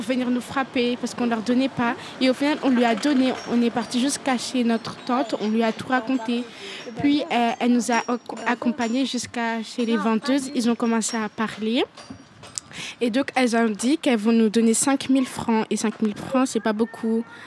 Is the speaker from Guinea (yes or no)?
yes; Guinea; now in Belgium; j'étais dans mon pays natal en Guinée